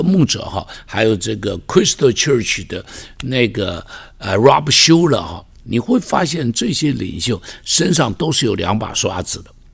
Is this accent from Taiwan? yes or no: yes; Taiwan; 我们在这边成长的人